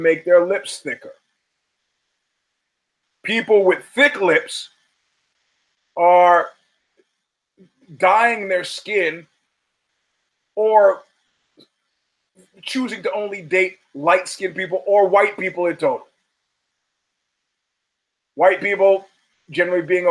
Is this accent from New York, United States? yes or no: yes; New York City, New York, United States; the very middle-class neighborhood that we grew up in Brooklyn